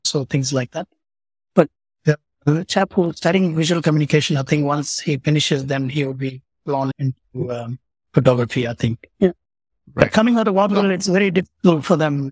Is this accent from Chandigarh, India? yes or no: no; Pondicherry, Puducherry, India; also born or lived in Coonoor, Tamil Nadu; I grew up in Pondicherry